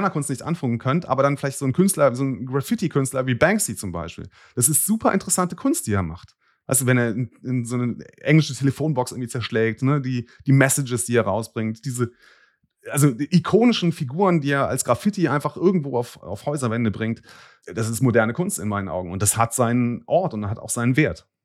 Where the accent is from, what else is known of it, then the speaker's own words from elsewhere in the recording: Bonn, North Rhine-Westphalia, Germany; ich komme aus Bonn, mache es jetzt mal publik, diese Stadt ist enorm gewachsen in der Gründerzeit.